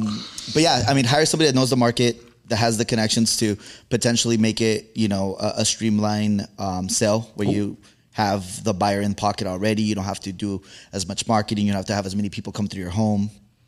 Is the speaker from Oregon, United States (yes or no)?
no; Chula Vista, California, United States; now in National City, United States; born and raised in Chula Vista